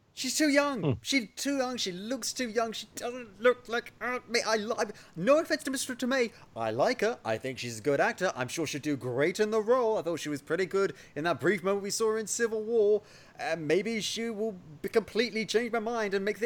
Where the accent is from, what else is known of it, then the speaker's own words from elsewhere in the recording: England, United Kingdom; moved away; also born or lived in Oxfordshire; I am English